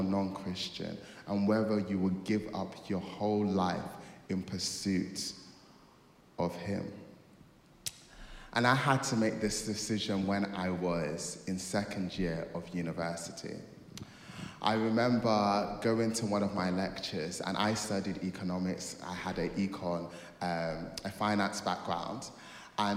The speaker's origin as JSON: {"language": "English", "country": "Nigeria", "said": "I am a Nigerian kid"}